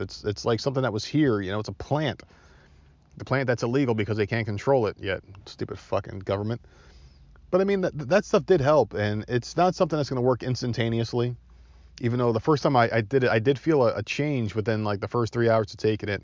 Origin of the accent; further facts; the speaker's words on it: New Jersey, United States; accent: Jersey; now in Myrtle Beach, United States; I'm from Jersey